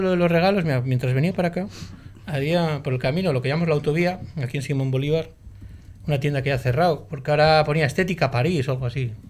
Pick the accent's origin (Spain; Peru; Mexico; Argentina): Spain; Portugalete, Basque Country; yo de Buenavista